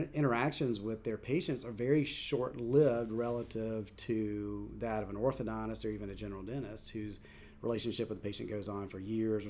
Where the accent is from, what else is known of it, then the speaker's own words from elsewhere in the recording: Southeast, United States; And growing up in the South, growing up in the Southeast, I knew nothing about it.